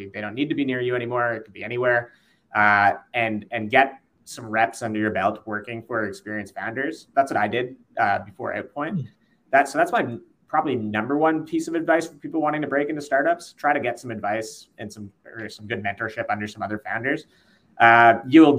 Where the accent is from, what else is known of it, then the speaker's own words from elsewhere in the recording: Canada; we're all Canadian